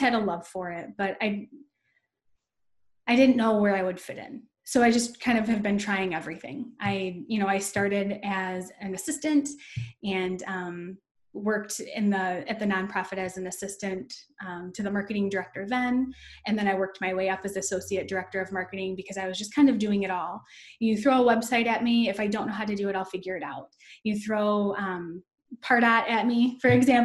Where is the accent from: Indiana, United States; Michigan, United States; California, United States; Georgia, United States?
Michigan, United States; Downriver; I grew up in what's considered Downriver, Michigan. It's a suburb. It's like the suburbs of Detroit